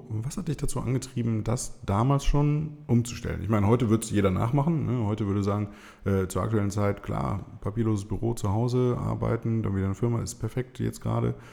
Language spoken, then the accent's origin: German; Wuppertal, North Rhine-Westphalia, Germany; Ich habe zwar in einer anderen Stadt studiert, aber immer noch in meiner Geburtsstadt Wuppertal gelebt